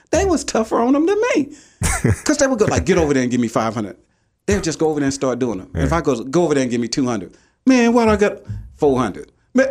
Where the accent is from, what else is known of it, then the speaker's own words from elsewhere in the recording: Macomb, Mississippi, United States; You know, I'm from Macomb, Mississippi.